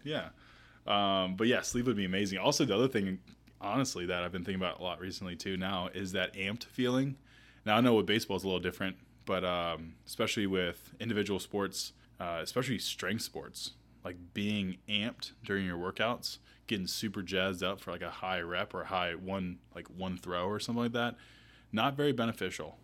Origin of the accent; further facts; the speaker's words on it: Asheville, North Carolina, United States; also born or lived in New Orleans, Louisiana; now in Charlotte, United States; I moved when I was seven to Asheville though, so most of the time spent you know, growing up in the mountains